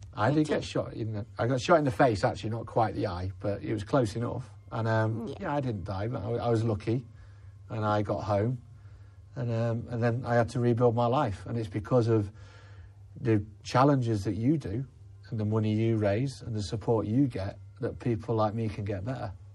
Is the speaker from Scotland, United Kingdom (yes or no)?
no; Leeds, Yorkshire and the Humber, United Kingdom; I'm from Leeds in West Yorkshire